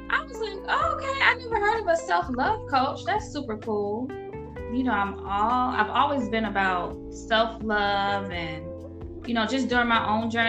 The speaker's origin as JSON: {"language": "English", "town": "Norfolk", "region": "Virginia", "country": "United States", "moved": "as an adult", "lives_now": "Atlanta, United States", "said": "I'm originally from Norfolk, Virginia, but I reside here in Atlanta, Georgia. I might as well be from Atlanta. I've been here for uh, over a decade"}